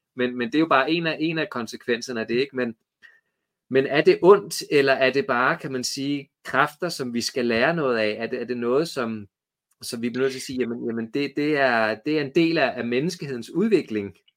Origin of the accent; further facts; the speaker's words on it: Copenhagen, Capital Region of Denmark, Denmark; moved away as an adult; now in Trustrup, Denmark; jeg er vokset op i København